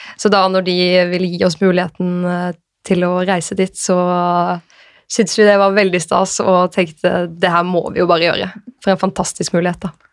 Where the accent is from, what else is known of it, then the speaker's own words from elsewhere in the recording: Arendal, Agder, Norway; moved away as an adult; now in Oslo, Norway; så jeg gikk først noen måneder hjemme i Arendal før jeg flyttet til Oslo